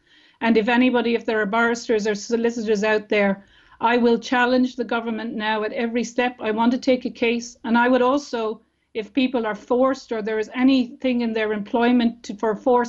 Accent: Ireland; we as Irish people

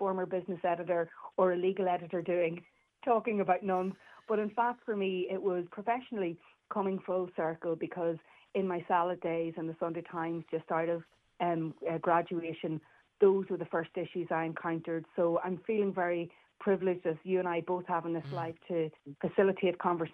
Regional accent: Northern Ireland, United Kingdom; I'm from Northern Ireland

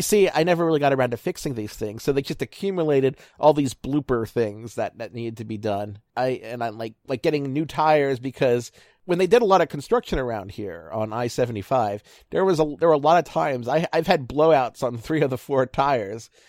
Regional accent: Baltimore, Maryland, United States; moved away as an adult; now in Ohio, United States; I'm from Baltimore

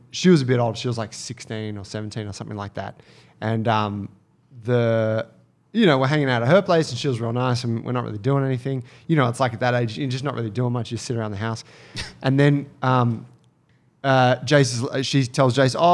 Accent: Australia; me being Australian

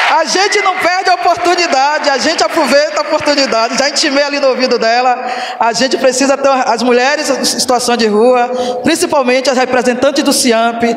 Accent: Bahia, Brazil; Sou natural da Bahia

